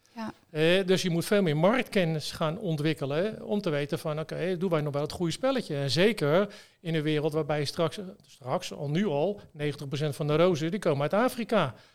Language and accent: Dutch; Westland, South Holland, Netherlands; ik kom ook uit het Westland